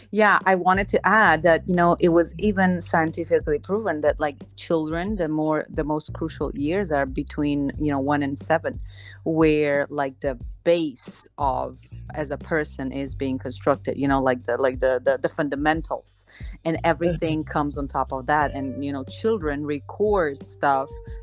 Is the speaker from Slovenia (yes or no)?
yes; Slovenia; now in Dominican Republic; I'm originally from Slovenia, but I'm living in the Dominican Republic